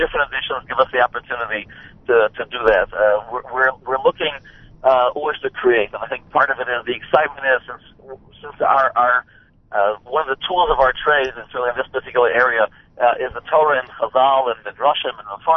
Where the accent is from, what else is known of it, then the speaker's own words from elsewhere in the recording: Hartford, Connecticut, United States; Originally from Hartford, Connecticut. I grew up in Hartford